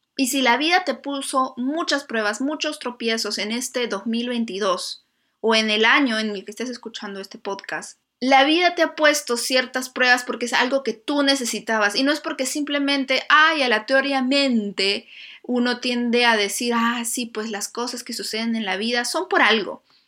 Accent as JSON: {"language": "Spanish", "region": "Lima", "country": "Peru", "moved": "as an adult", "said": "Yo soy de Lima y pues es una ciudad preciosa, pero no tiene mucha naturaleza."}